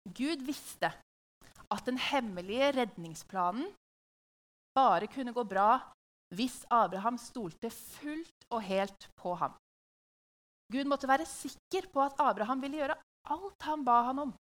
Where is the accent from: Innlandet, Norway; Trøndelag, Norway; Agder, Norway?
Innlandet, Norway; Hamar; i huset vårt på Hamar, der jeg vokste opp.